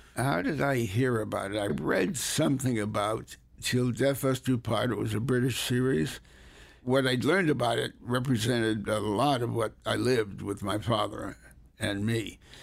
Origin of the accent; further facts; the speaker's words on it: Hartford, Connecticut, United States; also born or lived in New Haven, Connecticut; I was born in New Haven, Connecticut, raised largely in Hartford